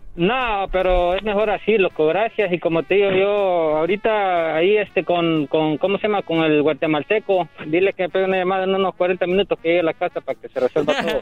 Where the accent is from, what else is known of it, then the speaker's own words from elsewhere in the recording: Honduras; Yo, yo soy catracho, loco, soy de Honduras